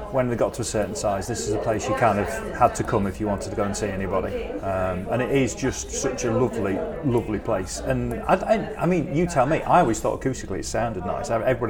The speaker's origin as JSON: {"language": "English", "town": "Sheffield", "region": "Yorkshire and the Humber", "country": "United Kingdom", "tie": "born or raised there", "said": "growing up around Sheffield"}